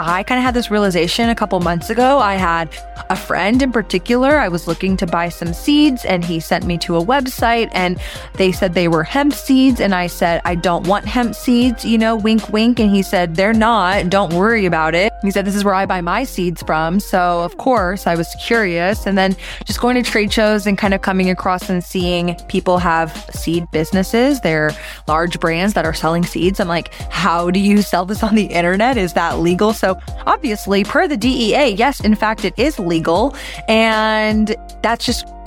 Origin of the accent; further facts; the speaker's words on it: Texas, United States; as a Texan